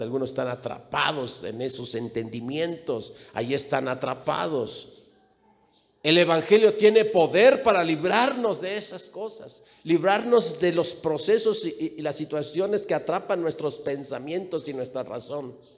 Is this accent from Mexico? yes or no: yes; León, Guanajuato, Mexico; also born or lived in Jalisco / Mexico City; mis padres son de Jalisco, yo nací en León y me registraron en la Ciudad de México